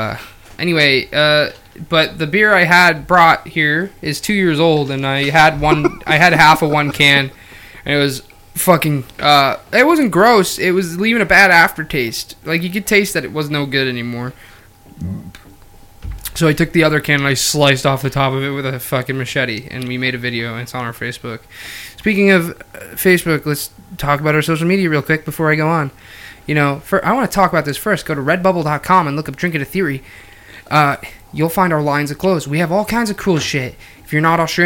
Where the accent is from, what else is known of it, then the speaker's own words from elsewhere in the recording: St. Luke's, Pennsylvania, United States; I was born in St. Luke's